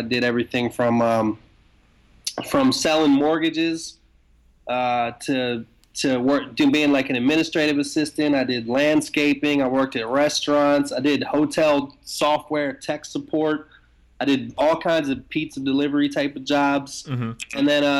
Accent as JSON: {"language": "English", "town": "Dunkirk", "region": "Maryland", "country": "United States", "tie": "born or raised there", "also_born_or_lived": "Washington, D.C.", "said": "I'm originally from Dunkirk, Maryland. I was born in Washington, D.C., and I basically was raised in a suburb of Washington, D.C., and I have a twin brother"}